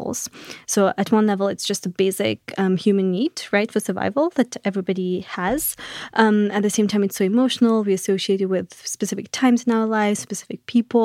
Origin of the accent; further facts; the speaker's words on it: Mauritius; moved away as an adult; now in United States; So I come from Mauritius, which is a small island in the Indian Ocean